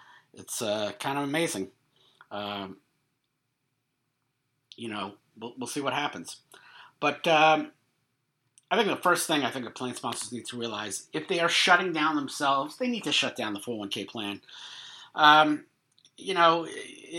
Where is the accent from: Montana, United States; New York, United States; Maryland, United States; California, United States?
New York, United States; moved away; I'm from New York